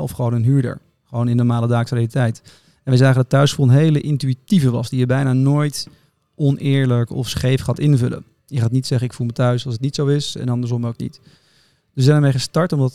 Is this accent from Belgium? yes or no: no; Netherlands; Wij zijn kritisch als Nederlanders